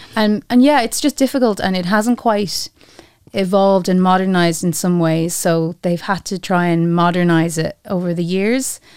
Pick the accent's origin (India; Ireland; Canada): Ireland; moved away as an adult; now in Luxembourg; we as Irish people